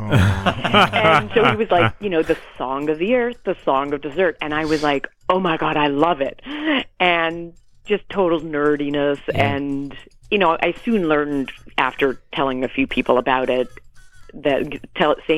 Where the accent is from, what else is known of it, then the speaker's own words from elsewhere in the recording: Canada; also born or lived in England; now in United States; I was born in England. I grew up in Canada. Now I live in the U.S.